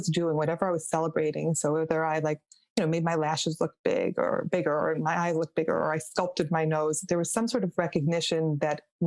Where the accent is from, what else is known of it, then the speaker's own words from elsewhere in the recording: Rochester, New York, United States; I grew up in Rochester, New York, just about an hour outside of, outside of Buffalo and then next door to Canada.